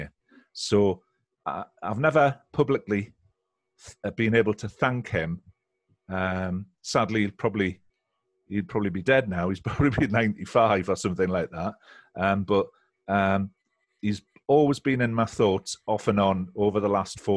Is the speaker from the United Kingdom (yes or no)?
yes; Seaton Sluice, North East England, United Kingdom; moved away as an adult; also born or lived in Newcastle; now in West Yorkshire, United Kingdom; I'm from a little fishing village called Seaton Sluice